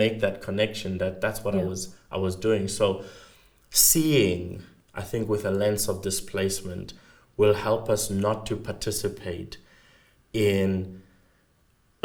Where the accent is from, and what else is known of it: South Africa